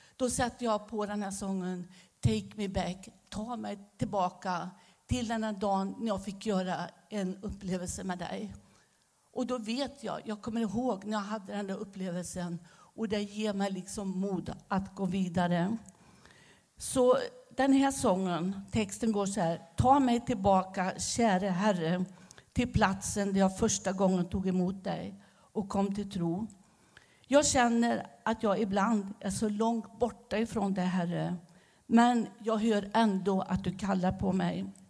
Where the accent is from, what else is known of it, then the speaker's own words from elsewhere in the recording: Västergötland, Västra Götaland, Sweden; accent: västgötska; moved away as an adult; also born or lived in Romania; now in Staffanstorp, Sweden; Men jag behåller min västgötska